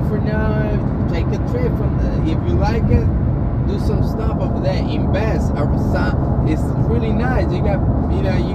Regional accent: Colombia; because we're from Colombia, so we have a couple of houses over there.

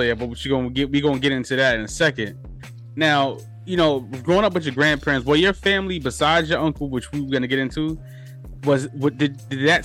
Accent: New York City, New York, United States; also born or lived in Bronx; I was born in the Bronx, but I was raised in Harlem. So I'm more Harlem

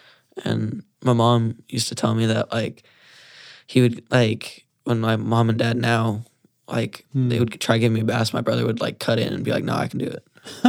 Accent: Comfort, California, United States; moved away; I'm from Comfort, California. I'm 15, actually 16 now.

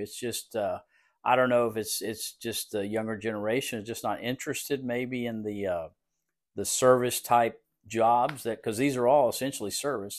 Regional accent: Woodsboro, Texas, United States; moved away; also born or lived in Austin, Texas; I'm from Woodsboro, grew up in Woodsboro.

